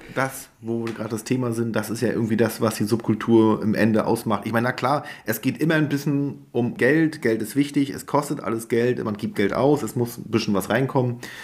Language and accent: German; Greifswald, Mecklenburg-Vorpommern, Germany; in meiner Heimat in Greifswald